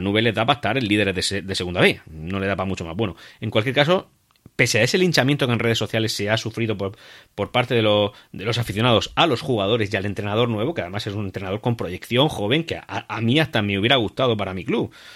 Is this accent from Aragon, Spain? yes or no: no; Region of Murcia, Spain; mi tierra